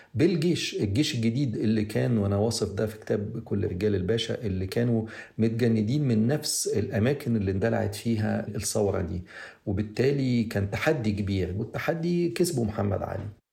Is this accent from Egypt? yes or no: yes; Egypt; احنا كمصريين